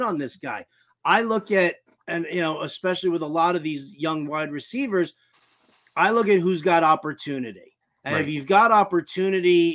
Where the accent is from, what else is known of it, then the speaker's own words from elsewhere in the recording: New York City, New York, United States; I grew up in New York City